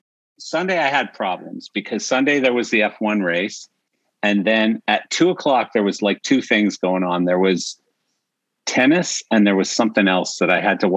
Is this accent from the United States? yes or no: no; Canada; I'm Canadian.